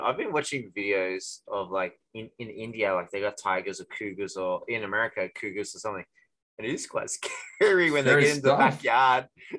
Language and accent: English; Australia; now in Korea; especially being Australian.